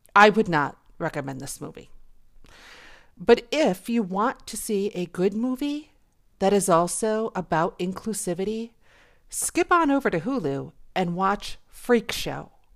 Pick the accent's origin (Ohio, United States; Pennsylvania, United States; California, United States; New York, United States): New York, United States; Buffalo; I was born in Buffalo, New York